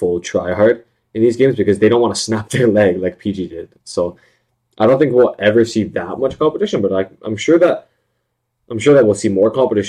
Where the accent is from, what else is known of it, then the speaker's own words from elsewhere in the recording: Canada; I'm from, we're from Canada